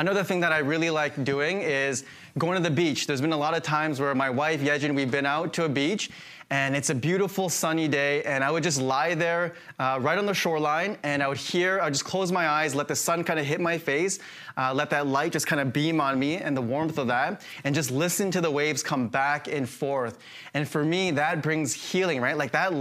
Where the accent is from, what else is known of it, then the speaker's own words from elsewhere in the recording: Saskatchewan, Canada; moved away; I grew up in Saskatchewan